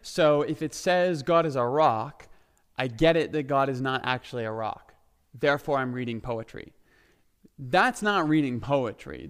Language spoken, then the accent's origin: English; Ontario, Canada; moved away as an adult; also born or lived in Saskatchewan; now in Alberta, Canada; I grew up in Ontario. I lived in Saskatchewan for a bit. I was back in Ontario